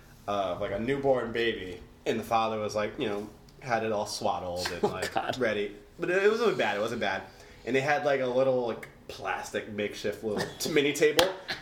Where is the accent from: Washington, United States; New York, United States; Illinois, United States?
New York, United States; New York City; I grew up in the Bronx, from the Bronx